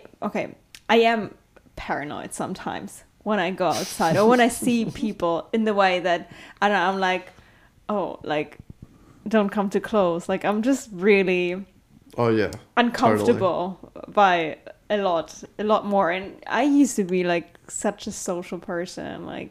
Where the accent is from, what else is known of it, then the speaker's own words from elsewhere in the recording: Germany; I'm from Germany